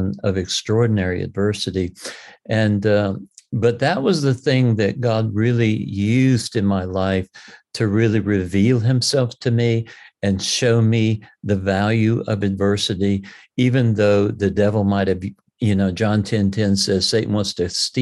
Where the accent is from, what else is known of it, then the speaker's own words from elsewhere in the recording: Columbia, South Carolina, United States; also born or lived in North Myrtle Beach, South Carolina; I was raised in South Carolina